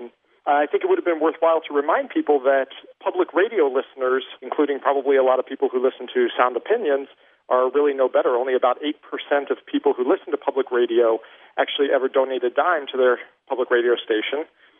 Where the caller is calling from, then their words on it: Granville, Ohio, United States; I'm calling from Granville, Ohio, and I'm calling regarding the … piece.